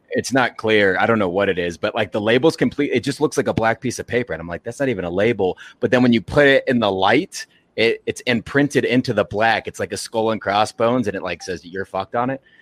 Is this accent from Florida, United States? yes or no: no; Arkansas, United States; I'm from Arkansas, but my dad and stepdad are both from Illinois. So I grew up watching Chicago teams.